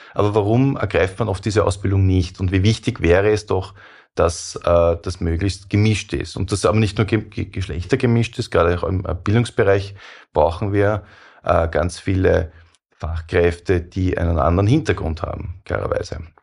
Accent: Austria; wir, die wir äh, mehr als Österreicher sind

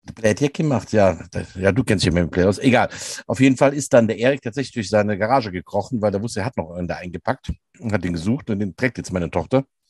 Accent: Rhineland, Germany; bei uns im Rheinland

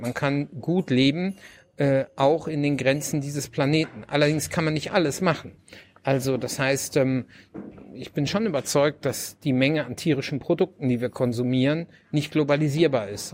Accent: Lower Saxony, Germany; now in North Rhine-Westphalia, Germany; ich komme ursprünglich aus Niedersachsen, wohne in Nordrhein-Westfalen und ähm, habe aber den größten Teil der Zeit wirklich auf dem Land in Niedersachsen verbracht

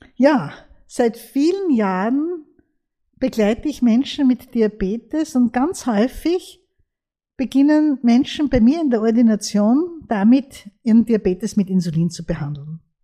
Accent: Austria; bei uns in Österreich

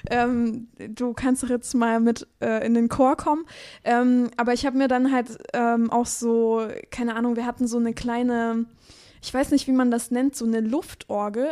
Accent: Chemnitz, Saxony, Germany; geboren in Chemnitz, mhm. aber aufgewachsen ja. so ein bisschen, äh, ja, so ein bisschen auf dem Dorf

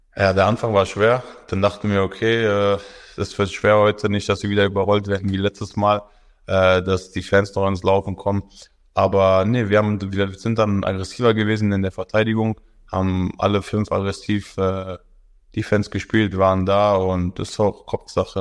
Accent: Berlin, Germany; moved away as an adult; now in Bamberg, Germany; ich komme aus Berlin

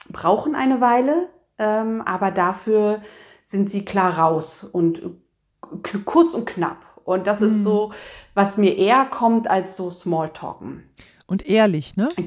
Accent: East Germany, Germany; Ich bin ja eigentlich ein, ich komme ja aus dem Osten eigentlich

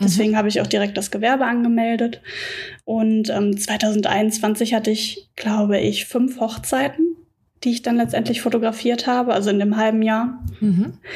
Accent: Sauerland, North Rhine-Westphalia, Germany; moved away as an adult; now in Dortmund, Germany; Ich komme gebürtig aber aus dem Sauerland, Grenze zum Sauerland

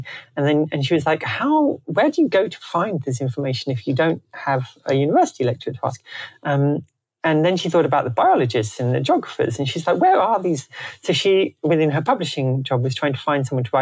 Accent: Canterbury, South East England, United Kingdom; moved away; also born or lived in Sydney; I come from Canterbury in Kent, and it was very stable, and a very stable childhood

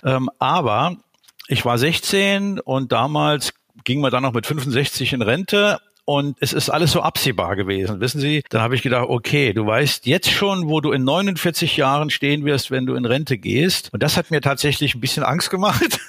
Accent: Saarland, Germany; moved away as an adult; also born or lived in Berlin; Ich bin gebürtiger Saarländer, äh, geboren und aufgewachsen äh, in einem kleinen Dorf im Saarland

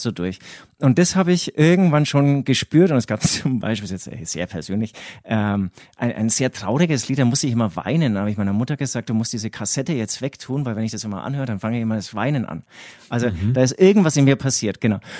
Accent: Herzogenaurach, Bavaria, Germany; accent: Franconian; ich komme ja, wie man ähm, meinem Dialekt äh, unschwer auch ähm, anmerkt, ähm, auch aus Franken. Im Prinzip ähm, bin ich genau, also ich, ich bin in Herzogenaurach groß geworden

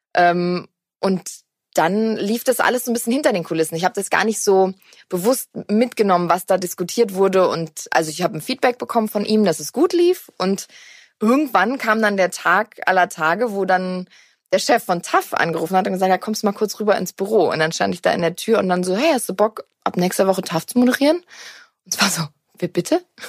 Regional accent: Black Forest, Baden-Württemberg, Germany; bei uns im Schwarzwald ist eine Decke ein Teppich

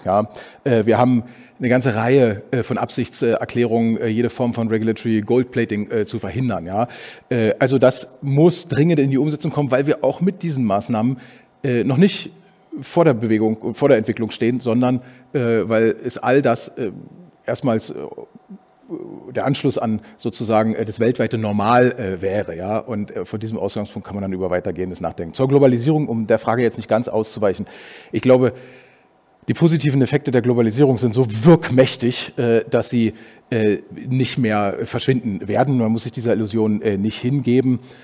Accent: Berlin, Germany; now in Austria; meiner Heimatstadt Berlin

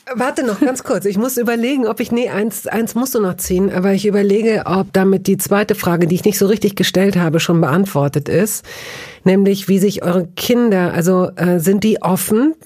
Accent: Hanover, Lower Saxony, Germany; also born or lived in Tehran; ich bin in Hannover aufgewachsen

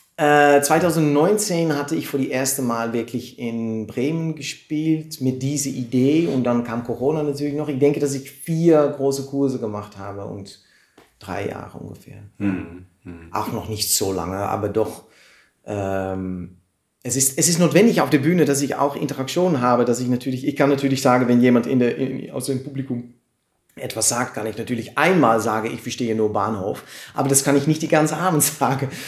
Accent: Amersfoort, Utrecht, Netherlands; German is a second language; also born or lived in Amsterdam; now in Arnhem, Netherlands; in Amersfoort bin ich geboren, das ist in Mitte von Holland, von den Niederlanden

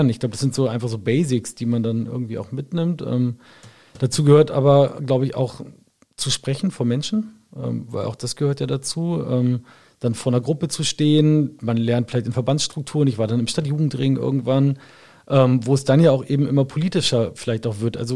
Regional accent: Wolfsburg, Lower Saxony, Germany; born or raised there

